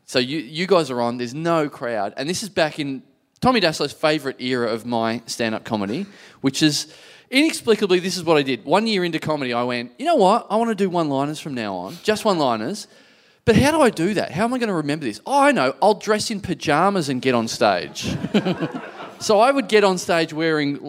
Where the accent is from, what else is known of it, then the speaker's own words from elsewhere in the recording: Maryborough, Victoria, Australia; growing up in Maribor